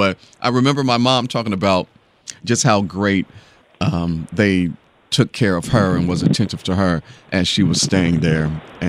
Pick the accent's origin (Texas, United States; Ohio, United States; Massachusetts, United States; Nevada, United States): Ohio, United States; Dayton; now in Houston, United States; I'm from Dayton, Ohio